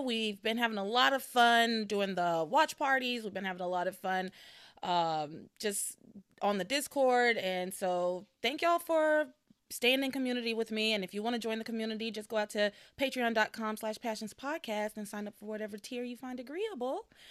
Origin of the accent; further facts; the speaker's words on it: United States; I'm an American